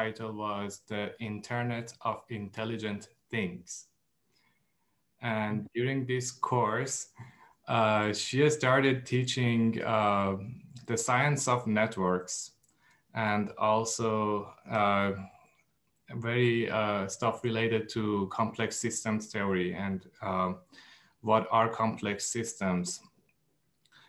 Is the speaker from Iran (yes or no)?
yes; Iran; now in United States; I am from Iran and I moved to the States